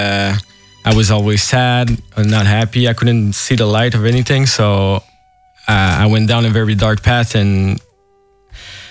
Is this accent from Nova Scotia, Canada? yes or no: no; Montreal, Quebec, Canada; I'm from Montreal